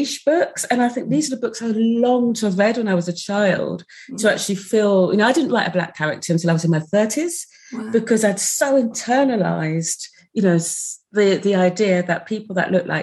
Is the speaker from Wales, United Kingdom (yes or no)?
no; Sussex, South East England, United Kingdom; moved away as an adult; also born or lived in London; when I moved to London in my mid to late 20s, I found London quite difficult, as I came from Sussex